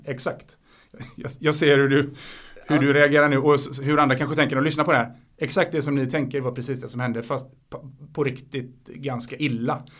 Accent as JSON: {"language": "Swedish", "country": "Sweden", "also_born_or_lived": "Spain", "said": "jag är svensk och jag är spansk"}